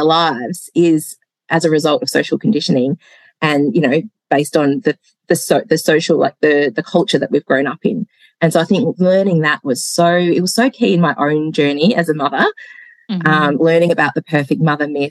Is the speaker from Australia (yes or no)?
yes; Hobart, Tasmania, Australia; also born or lived in Melbourne, Australia; now in Gippsland, Australia; I am Hobart born